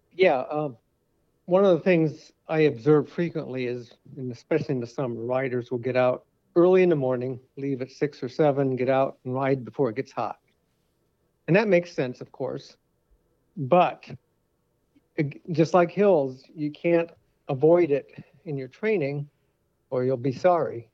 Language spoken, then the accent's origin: English; Connecticut, United States; now in Waukee, United States; I've been here many years now, but I grew up in Connecticut